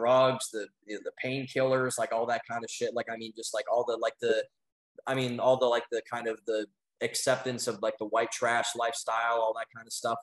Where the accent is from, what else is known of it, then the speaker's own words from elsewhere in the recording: Midwest, United States; moved away; I'm from the Midwest